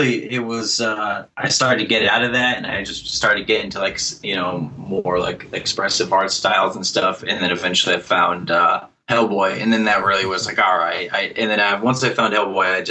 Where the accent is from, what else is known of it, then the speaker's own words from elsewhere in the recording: central northern Massachusetts, United States; also born or lived in Boston / Worcester / New York City area; now in north of Boston, United States; I'm from Massachusetts. I've kind of bounced around a little bit. Grew up in central northern Massachusetts, then went to college in Boston